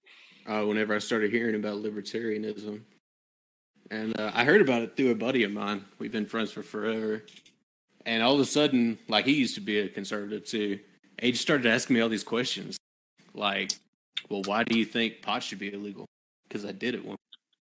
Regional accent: Arkansas, United States; I grew up in Arkansas.

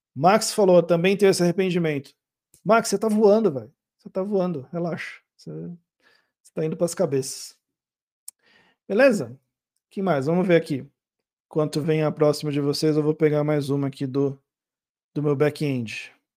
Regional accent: Brazil; eu sou brasileiro

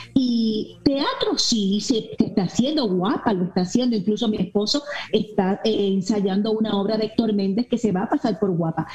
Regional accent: Puerto Rico; also born or lived in Miami; Yo vengo de Puerto Rico.

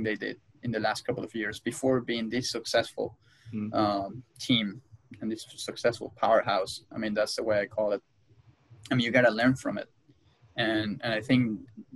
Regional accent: Venezuela; moved away; I was born in Venezuela.

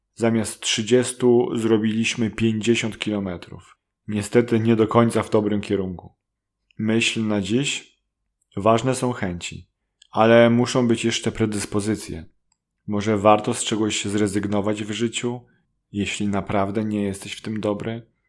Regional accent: Poland; first language Polish; Z Polski

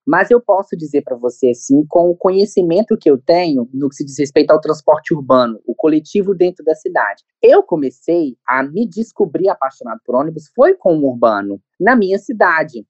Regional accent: Governador Valadares, Minas Gerais, Brazil; da cidade de Governador Valadares, que é minha cidade natal

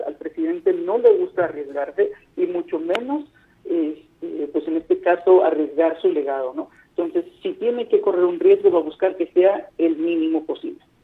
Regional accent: Mexico; nosotros como mexicanos

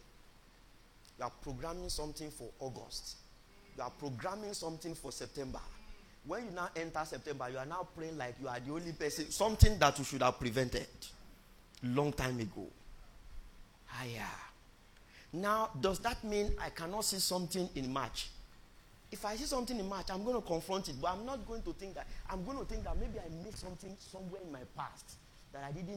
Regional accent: Nigeria; born or raised there

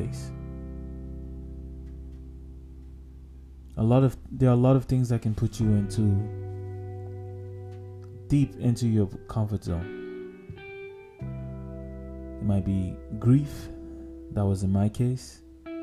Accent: Nigeria; growing up in Nigeria

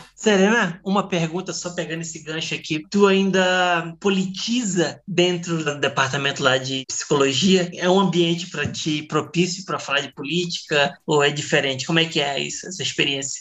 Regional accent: Macapá, Amapá, Brazil; eu venho lá de Macapá

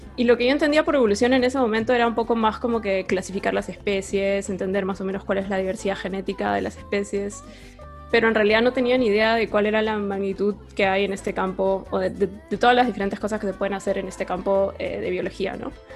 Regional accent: Lima, Peru; yo también soy limeña

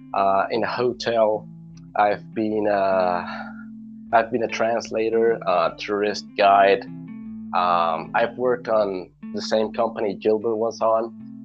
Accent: Bogotá, Colombia; English is a second language; moved away as an adult; also born or lived in United States; now in Cúcuta, Colombia; I was born in Bogota. 1999, but I moved to Cúcuta on 2018. So I've been living here for around 4 years.

